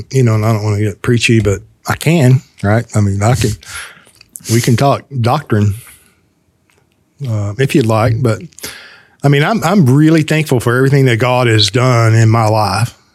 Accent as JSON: {"language": "English", "country": "United States", "said": "I'm fully American, right?"}